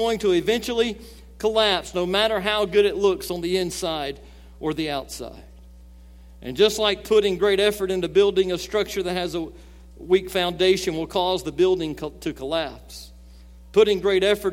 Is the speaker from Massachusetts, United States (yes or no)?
no; Gulf Coast of Alabama, United States; I grew up on the Gulf Coast of Alabama